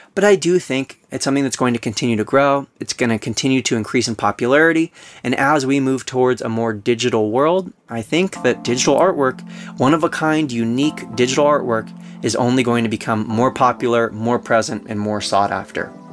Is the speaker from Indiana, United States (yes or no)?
no; Southern California, United States; born or raised there